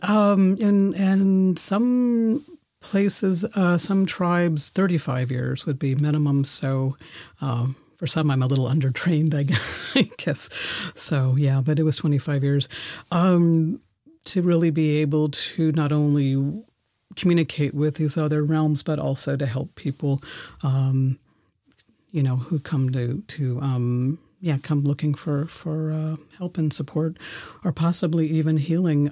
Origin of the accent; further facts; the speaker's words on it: San Francisco, California, United States; also born or lived in Germany / Oklahoma; now in Berlin, Germany; I was born in Germany, where, where I'm, uh, recording from, uh, today, and, um, went to school in San Francisco, spent, uh, summers in Oklahoma with my grandparents